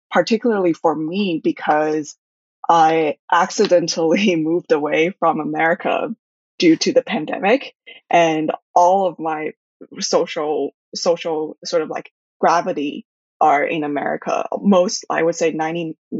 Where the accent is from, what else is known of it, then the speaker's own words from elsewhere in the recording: Shanghai, China; also born or lived in Taiwan; I was raised in Shanghai and my parents are from Taiwan. And but I've always been immersed in a somewhat British and American environment due to the schools